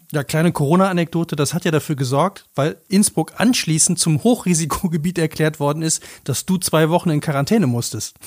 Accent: North Rhine-Westphalia, Germany; Ich bin ja selber aus dem Rheinland, aus NRW, wo in meiner Heimat überall Filme gedreht worden sind

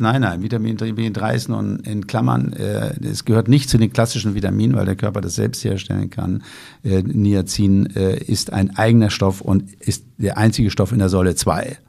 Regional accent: Lüneburg Heath, Lower Saxony, Germany; Ich komme ja aus der Lüneburger Heide

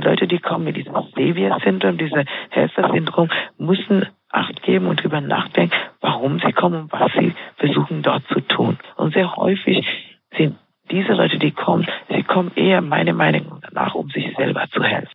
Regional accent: Kenya; ich bin Kenianerin in Kenia aufgewachsen, mhm. dort, dort groß geworden.

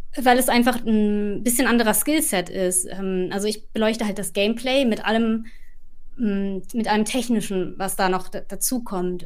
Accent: Ruhr area, North Rhine-Westphalia, Germany; moved away as an adult; now in London, United Kingdom; Ich komme aber auch aus dem Ruhrgebiet

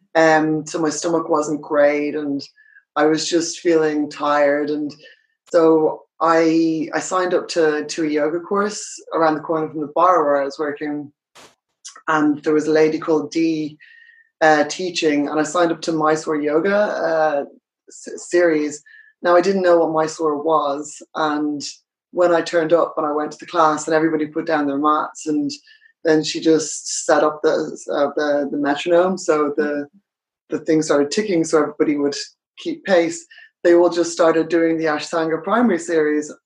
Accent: Ireland; moved away as an adult; also born or lived in United Kingdom / United States; I'm Irish. I, I live in Dublin.

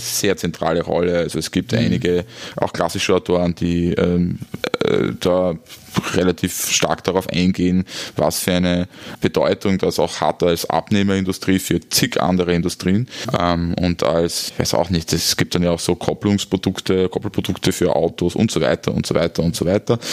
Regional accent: Styria, Austria; ich komme aus der Steiermark

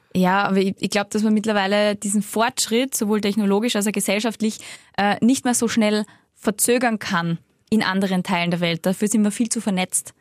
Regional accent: the Salzburg mountains, Austria; now in Vienna, Austria; da, wo ich aufgewachsen bin, in die Salzburger Berg

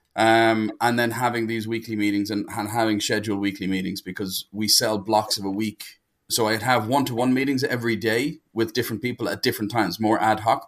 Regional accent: Dublin, Leinster, Ireland; I'm from Dublin in Ireland, which is the center of the known universe.

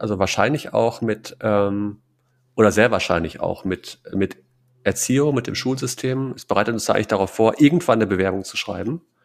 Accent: Münsterland, North Rhine-Westphalia, Germany; ich bin da äh, tief verwurzelt. Ich mag die Menschen, ich mag die Heimat

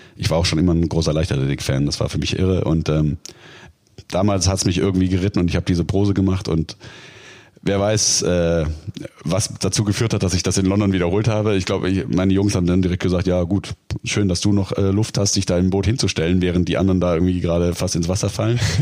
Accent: Baden-Württemberg side of Lake Constance, Germany; now in Dortmund, Germany; Ich komme ja, sag ich mal, das ist ja die baden-württembergische äh, Seite des Bodensees

